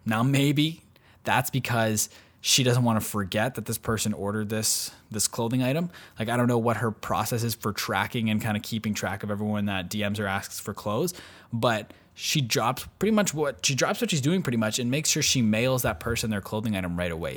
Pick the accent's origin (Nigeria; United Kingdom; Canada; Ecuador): Canada; I'm from Canada